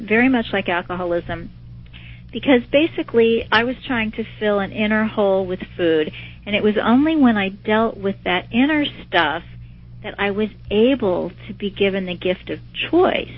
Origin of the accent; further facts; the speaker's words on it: Kansas City, Missouri, United States; I was taking some college classes in my hometown of Kansas City